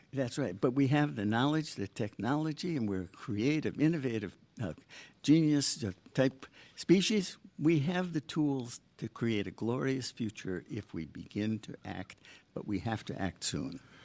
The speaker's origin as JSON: {"language": "English", "region": "Michigan", "country": "United States", "tie": "born or raised there", "also_born_or_lived": "Long Island / Boston", "moved": "yes", "lives_now": "Long Beach, United States", "said": "I grew up in Michigan"}